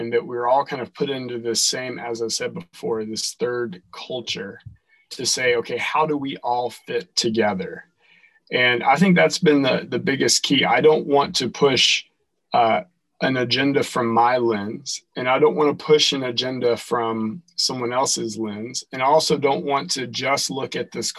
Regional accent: North Carolina, United States; moved away as an adult; now in Dearborn, United States; I'm from North Carolina originally

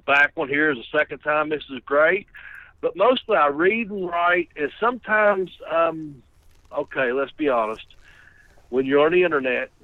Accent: Kentucky, United States; accent: southern; I'm in Kentucky, and if you detect the southern accent, that's because I'm a fucking from Kentucky

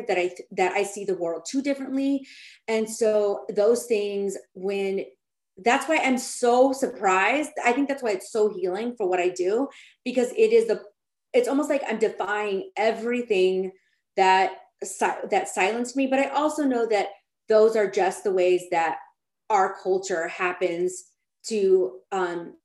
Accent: Austin, Texas, United States; moved away as an adult; now in California, United States; I'm from Austin, Texas, but when I moved to California

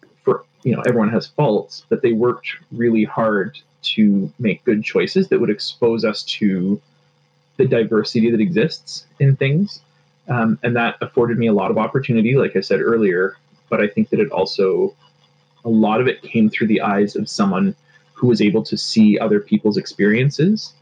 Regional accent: Toronto, Ontario, Canada; I grew up in Rexdale, which is like northwestern Etobicoke in Toronto

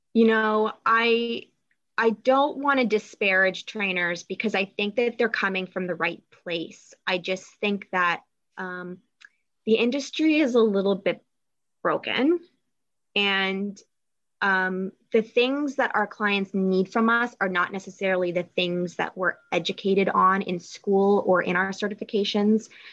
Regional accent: Toronto, Ontario, Canada; moved away as an adult; now in Michigan, United States; I grew up in Toronto, Canada.

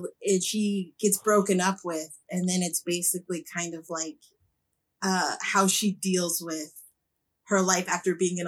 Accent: Colorado, United States; moved away as an adult; now in Los Angeles, United States; I'm from Colorado.

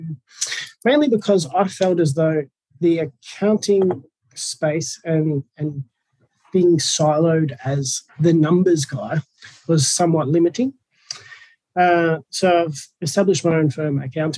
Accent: Sunshine Coast, Queensland, Australia; also born or lived in Brisbane; So I grew up on the Sunshine Coast

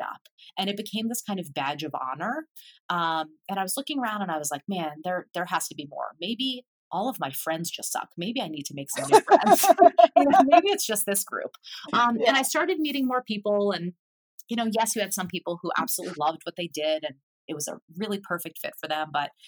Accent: Philadelphia, Pennsylvania, United States; moved away as an adult; now in Boston, United States; I had always lived in Philadelphia. Like I grew up in Philadelphia

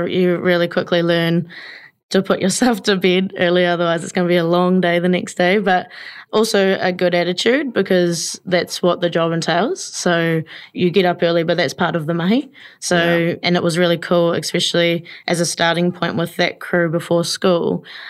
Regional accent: New Plymouth, Taranaki, New Zealand; New Plymouth, yeah, born and bred in New Plymouth, but have lived around most the parts of the Maunga

